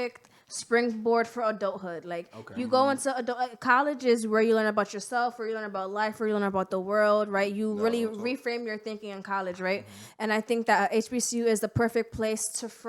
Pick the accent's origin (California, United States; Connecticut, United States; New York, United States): Connecticut, United States; Bridgeport; I'm born and raised in Bridgeport, Connecticut.